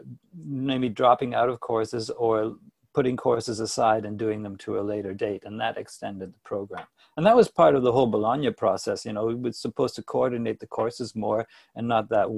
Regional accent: Toronto, Ontario, Canada; moved away; also born or lived in Hanover, Germany; I'm from Canada. I was born in Toronto and grew up here as a classic Canadian boy

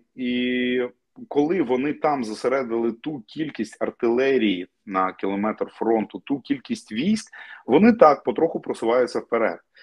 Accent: Crimea, Ukraine; moved away; я кримчанин. І мені було важливо жити на півострові поруч з батьками

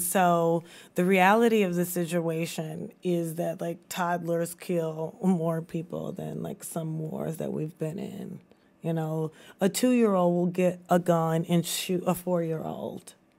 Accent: Baton Rouge, Louisiana, United States; moved away as an adult; also born or lived in Washington, D.C.; now in Baton Rouge, United States; growing up in Baton Rouge

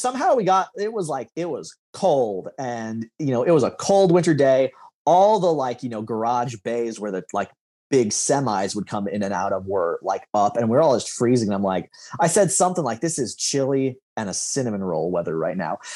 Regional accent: Lincoln, Nebraska, United States; as suburban of an area as you know we grew up in in Lincoln.

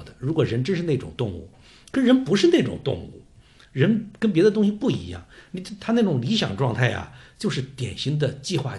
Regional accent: Wuhan, Hubei, China; 是我们武汉人，是我们湖北人。

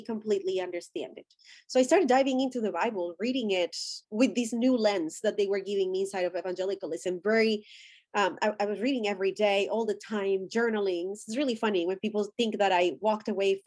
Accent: Colombia; English is a second language; moved away; I'm Colombian. I was born and raised in Colombia, and I went to school in Colombia.

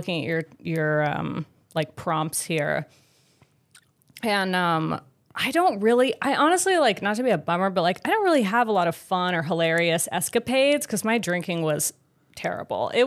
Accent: California, United States; I'm from California

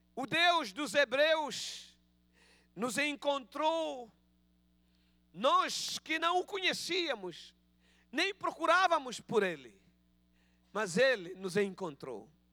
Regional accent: Angola; accent: Angolan Portuguese; Peço perdão pelo meu português de Angola

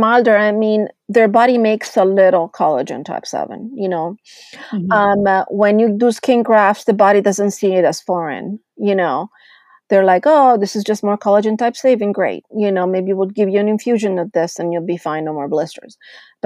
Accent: Italy; moved away; I grew up in Italy

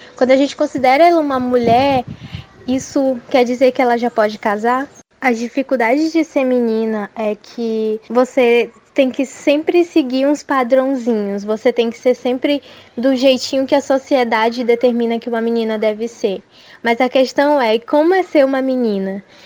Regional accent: São Luís, Maranhão, Brazil; eu tenho 16 anos e sou de São Luís

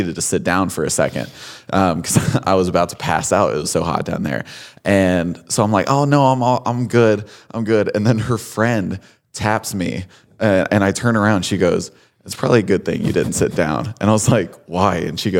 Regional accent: Connecticut, United States; So I'm from Connecticut.

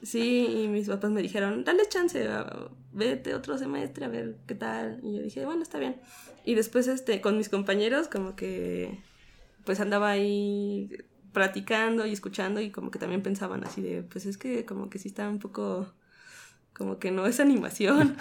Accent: Mexico City, Mexico; Soy de aquí, de la Ciudad de México.

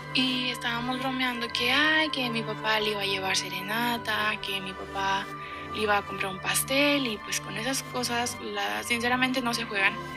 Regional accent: Guadalajara, Jalisco, Mexico; Yo soy de Guadalajara, Jalisco

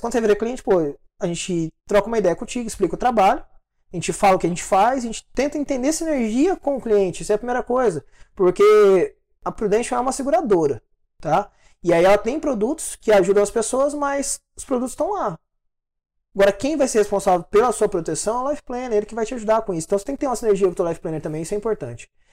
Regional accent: interior of Minas Gerais, Brazil; moved away as an adult; now in São Paulo, Brazil; Eu sou do interior de Minas Gerais. Né? Minha cidade ela, é, ela é bem pequenininha.

